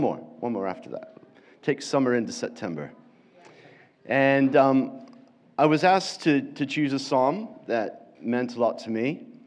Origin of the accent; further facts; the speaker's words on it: Florida, United States; accent: American; moved away as an adult; now in England, United Kingdom; I was brought up most of my life in Florida